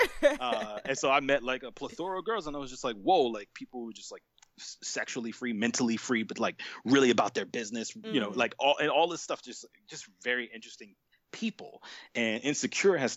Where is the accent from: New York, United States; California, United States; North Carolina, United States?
New York, United States; New York City; moved away; where I'm from in Brooklyn